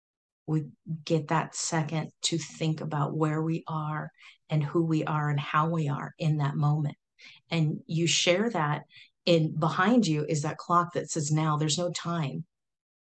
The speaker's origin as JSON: {"language": "English", "area": "Silicon Valley", "region": "California", "country": "United States", "said": "I'm from Silicon Valley back in the day, you know, Pong, all that way back when, the fun times of Silicon Valley"}